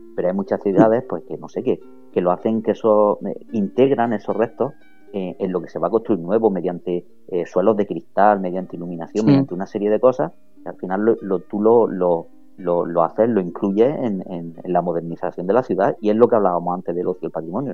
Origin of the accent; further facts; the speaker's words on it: Almería, Andalusia, Spain; yo no soy de nadie, yo soy de Almería